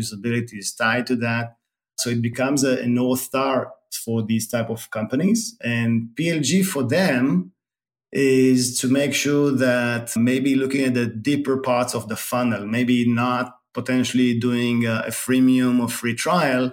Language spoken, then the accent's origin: English; Tel Aviv, Tel Aviv District, Israel; moved away as an adult; now in San Francisco Bay Area, United States; I was born in Tel Aviv, Israel, and moved to the Bay 10 years ago.